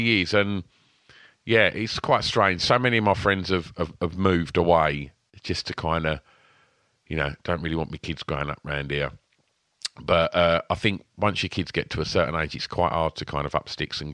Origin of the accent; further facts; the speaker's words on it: Grays, East of England, United Kingdom; my hometown